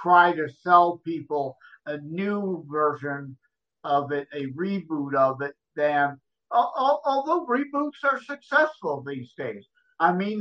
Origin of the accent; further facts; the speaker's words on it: Michigan, United States; I'm from Michigan